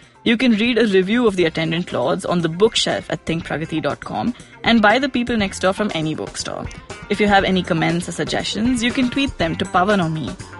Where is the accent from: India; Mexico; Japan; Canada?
India; As Indian citizens